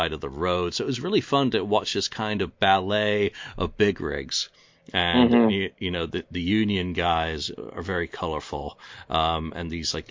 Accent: England, United Kingdom; I'm English

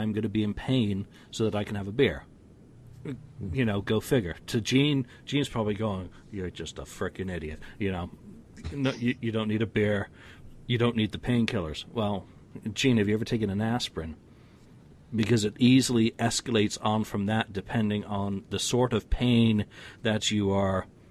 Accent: United Kingdom; being British with a heavy dose of Scots and Irish in me

